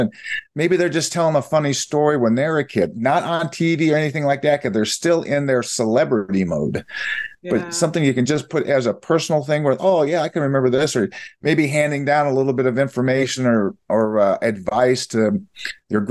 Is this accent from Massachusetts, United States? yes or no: no; Iowa, United States; moved away; We're originally from Iowa, Midwest